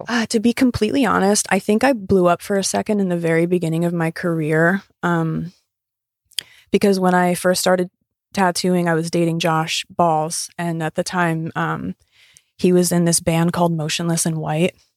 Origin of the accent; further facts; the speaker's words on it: Pennsylvania, United States; moved away; move back to Pennsylvania to my hometown